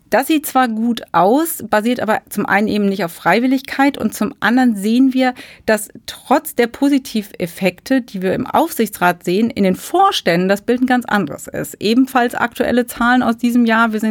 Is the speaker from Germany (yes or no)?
yes; Germany; Und ja, da sind wir nicht so sehr begeistert von als Deutsche.